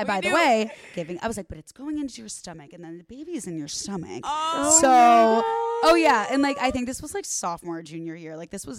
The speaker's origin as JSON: {"language": "English", "town": "Arlington Heights", "region": "Illinois", "country": "United States", "tie": "born or raised there", "moved": "as an adult", "lives_now": "Los Angeles, United States", "said": "The northwest suburbs of Chicago."}